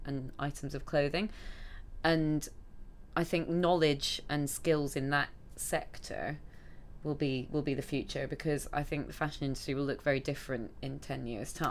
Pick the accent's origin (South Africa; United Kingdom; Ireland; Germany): United Kingdom; Scotland; now in London, United Kingdom; I grew up in Scotland, and all mm-hmm. my family are up there